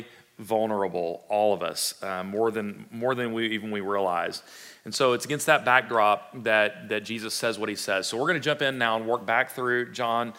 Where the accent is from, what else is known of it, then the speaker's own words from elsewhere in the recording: Fort Worth, Texas, United States; my background growing up in Fort Worth, right? Cowtown or not, I did not have a lot of livestock running around in Southwest Fort Worth